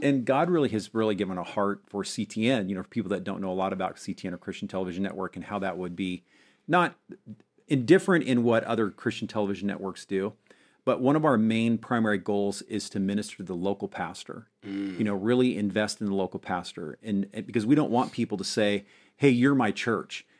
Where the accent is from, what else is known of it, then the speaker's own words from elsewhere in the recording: Montana, United States; moved away as an adult; also born or lived in Springfield, Missouri; I grew up in Montana